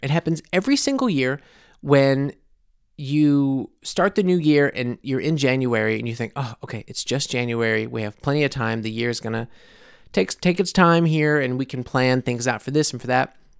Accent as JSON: {"language": "English", "country": "United States", "moved": "as an adult", "lives_now": "Munich, Germany", "said": "I am obviously American living in Munich"}